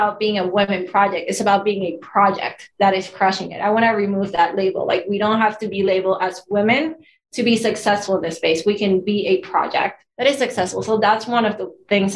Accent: Venezuela; moved away as an adult; now in Los Angeles, United States; I'm Latina, I'm from Venezuela

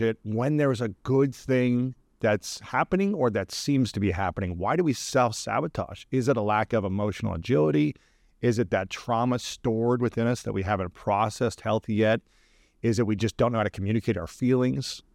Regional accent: Ohio, United States; as a male growing up in Ohio

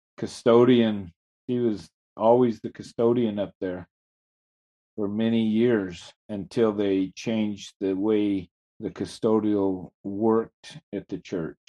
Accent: Fort St. John, British Columbia, Canada; also born or lived in Moses Lake, Washington / Charlie Lake; growing up in Fort St. John, I watched a lot of things change

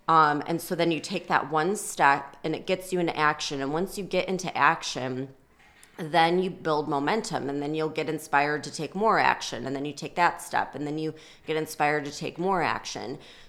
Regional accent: Illinois, United States; I grew up outside of Chicago and it could be like a blizzard and, you know, sub-zero temperatures

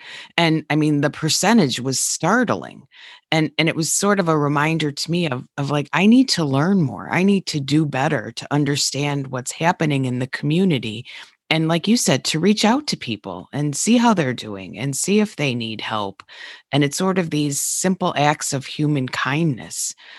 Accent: Denver, Colorado, United States; So I'm really from Denver.

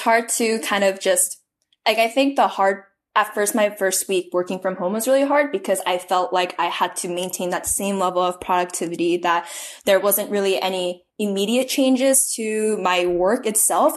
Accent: Pleasanton, California, United States; my hometown of Pleasanton, California

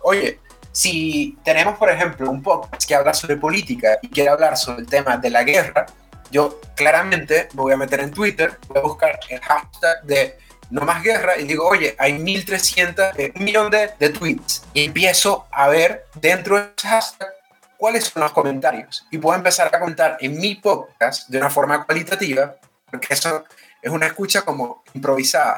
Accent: Venezuela; now in Chile; soy venezolano, estoy radicado en Chile

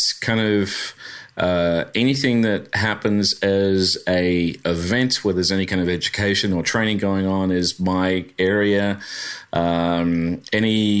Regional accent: Brisbane, Queensland, Australia; accent: Aussie; moved away as an adult; also born or lived in Florida; now in United States; I'm a Brisbane boy.

